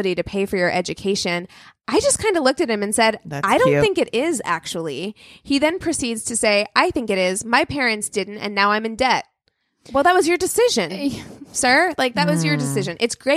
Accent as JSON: {"language": "English", "region": "California", "country": "United States", "said": "I'm from California"}